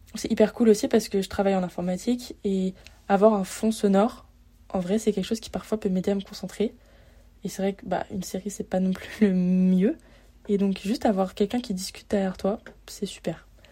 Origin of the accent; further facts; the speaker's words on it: Lyon, Auvergne-Rhône-Alpes, France; moved away as an adult; now in Montreal, Canada; à la base, je viens de Lyon